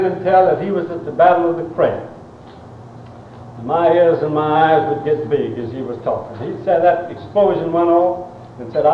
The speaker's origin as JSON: {"language": "English", "region": "Virginia", "country": "United States", "tie": "born or raised there", "said": "I was born in Virginia. I came up on a farm down near Trevilian Station"}